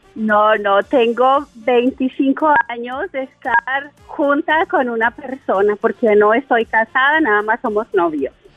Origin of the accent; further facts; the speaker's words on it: Chihuahua, Mexico; now in Tulsa, United States; somos de Chihuahua los dos, pero nos venimos a vivir para acá